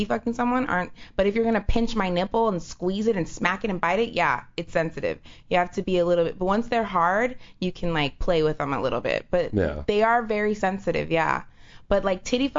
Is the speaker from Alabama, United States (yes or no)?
no; Los Angeles, California, United States; I grew up in East